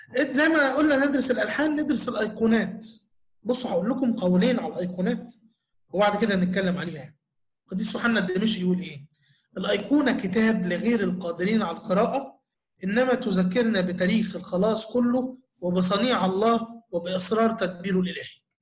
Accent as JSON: {"language": "Arabic", "country": "Egypt", "said": "إحنا نفسنا كمصريين"}